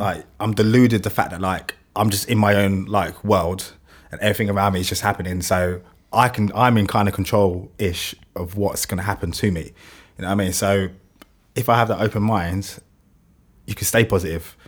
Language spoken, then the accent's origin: English; London, United Kingdom; accent: London; my London accent